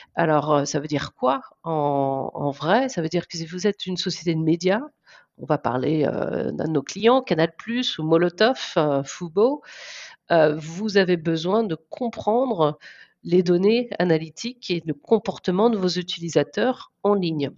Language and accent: French; Guérande area, South Brittany, France; moved away as an adult; also born or lived in Paris, France / Canada / Australia / Singapore; now in San Francisco Bay Area, United States; je suis originaire de Sud-Bretagne, dans la région guérandaise. C'est là que je suis née